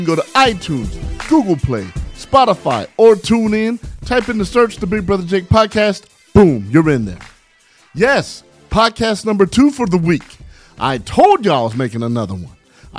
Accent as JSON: {"language": "English", "town": "San Bernardino", "region": "California", "country": "United States", "tie": "born or raised there", "said": "I grew up in San Bernardino, California, and I grew up with not a lot of things material-wise."}